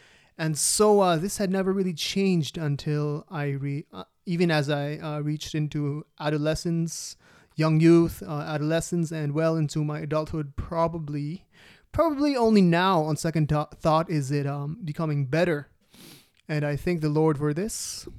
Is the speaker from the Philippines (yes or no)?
yes; Philippines; also born or lived in Dubai; And I moved to a new country, my home country, Philippines, from Dubai.